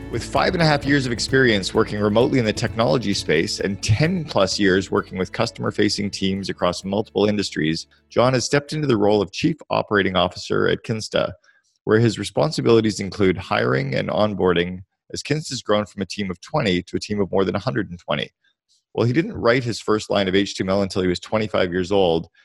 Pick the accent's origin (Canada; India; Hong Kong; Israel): Canada; now in United States; I'm Canadian, but live in the U S